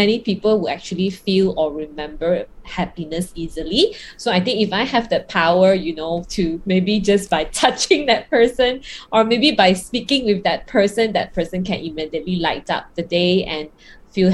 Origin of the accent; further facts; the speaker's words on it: Kuala Lumpur, Malaysia; I'm from KL, right? Now in Malaysia and under lockdown